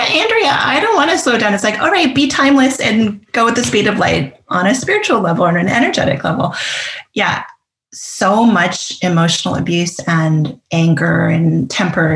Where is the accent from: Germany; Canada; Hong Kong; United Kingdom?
Canada; I'm Canadian